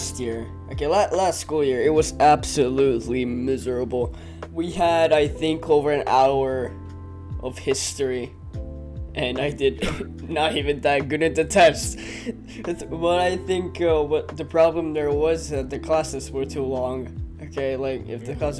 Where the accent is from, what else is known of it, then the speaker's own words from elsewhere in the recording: Finland; I'm from Finland